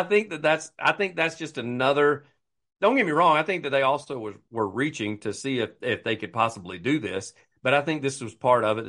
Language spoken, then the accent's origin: English; United States; being American